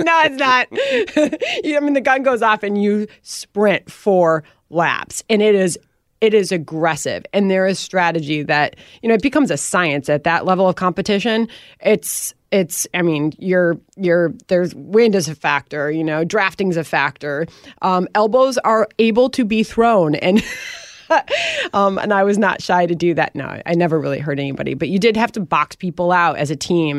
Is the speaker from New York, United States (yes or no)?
no; Wheaton, Illinois, United States; moved away; also born or lived in Winfield, Illinois; And they raised me in that house, and they raised me in that town